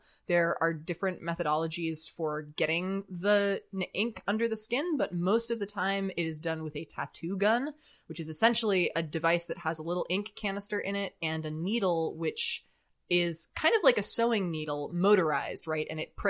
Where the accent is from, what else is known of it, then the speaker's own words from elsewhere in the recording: California, United States; I grew up in Southern California, not too far from the coast, so I spent a lot of time in contact with the ocean.